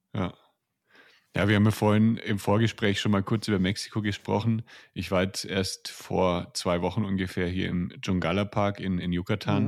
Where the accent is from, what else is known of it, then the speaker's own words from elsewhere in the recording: near Nuremberg, Bavaria, Germany; ich komme aus der Nähe von Nürnberg